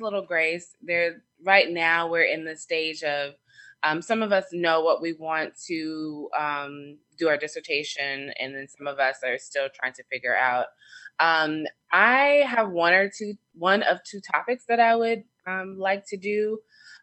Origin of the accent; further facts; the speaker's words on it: Atlanta, Georgia, United States; now in Washington, DC area, United States; I live in the DC area, but I'm from Atlanta